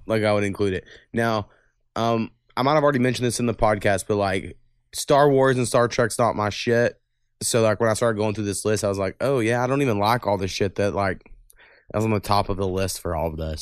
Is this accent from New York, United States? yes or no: no; Waurika, Oklahoma, United States; I'm from Warrica